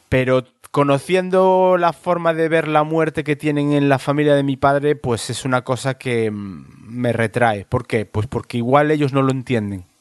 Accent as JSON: {"language": "Spanish", "region": "Galicia", "country": "Spain", "said": "de donde soy yo, en Galicia"}